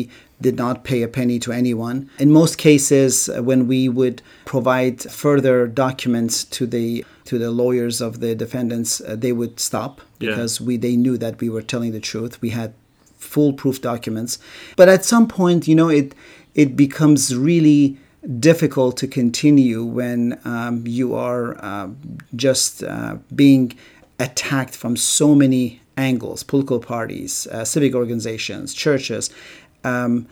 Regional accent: Iran; moved away; as I did in Iran, or as my great-great-grandfather did in Iraq

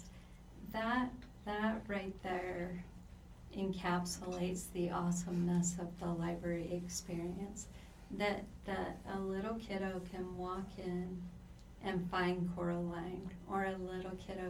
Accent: Pacific Northwest, United States; I'm from the Pacific Northwest

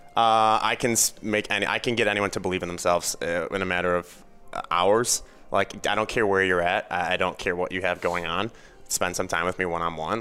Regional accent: Chicago suburbs, Illinois, United States; I grew up in the Chicago suburbs.

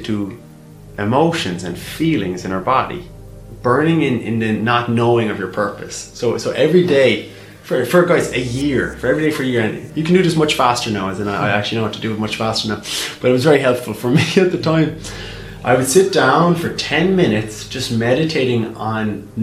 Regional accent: Ireland; moved away as an adult; now in London, United Kingdom; growing up in Ireland

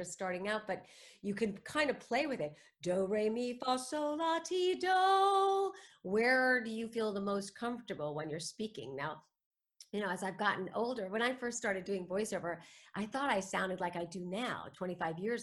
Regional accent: New York City, New York, United States; I was born in New York City to two former actors

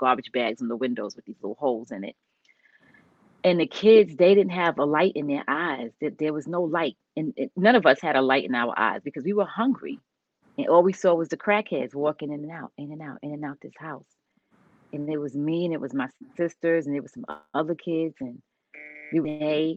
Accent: New York City, New York, United States; moved away as an adult; also born or lived in Stamford, Connecticut; I grew up in the South Bronx

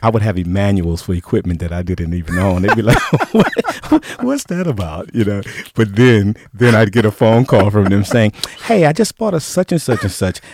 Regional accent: Cleveland, Ohio, United States; moved away; also born or lived in Detroit; I went back to my hometown of Cleveland

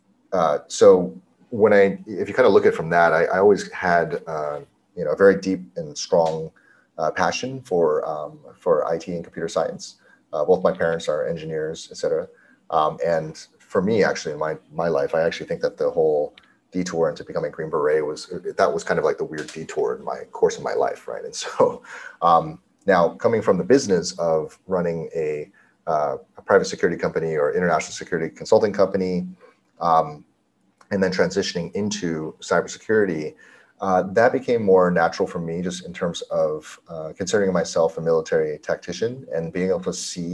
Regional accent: Cupertino, California, United States; I grew up in Cupertino, California, where Apple's headquartered

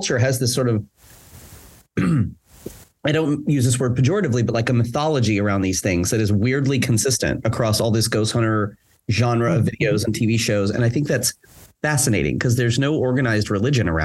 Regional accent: near Dead Woman's Crossing, Oklahoma, United States; I grew up on the block with Dead Woman's Crossing

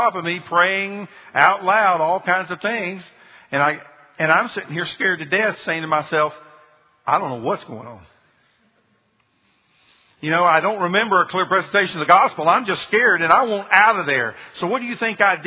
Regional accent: Marietta, Georgia, United States; also born or lived in Birmingham; I'm from Birmingham originally, but my parents moved to Marietta, Georgia when my dad took a job at Lockheed. So I grew up most of my life in Georgia

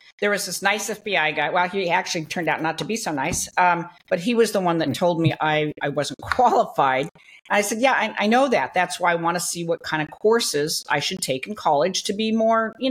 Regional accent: Long Beach, California, United States; I grew up in Long Beach, California. So I was a Southern California girl

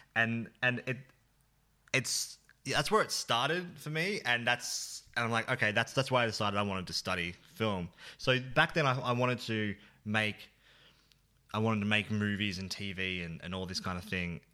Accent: Bendigo, Victoria, Australia; Bendigo is where I grew up

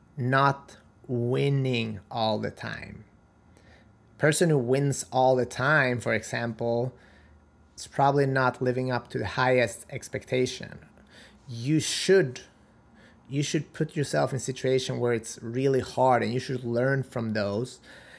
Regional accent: North Macedonia; I'm originally from Macedonia, and that means a winner in life.

